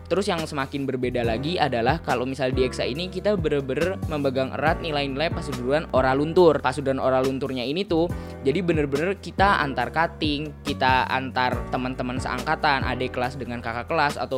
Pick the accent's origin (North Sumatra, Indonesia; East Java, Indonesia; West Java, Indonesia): West Java, Indonesia; Bogor; Aku asal dari Bogor, Jawa Barat di situ juga aku lahir.